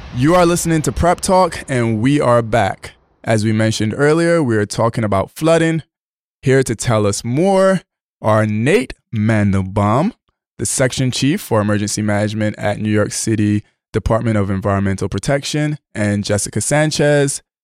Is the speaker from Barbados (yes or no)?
yes; Barbados; moved away; I grew up in Barbados, and I remember when it rained, my grandmother would put a bucket outside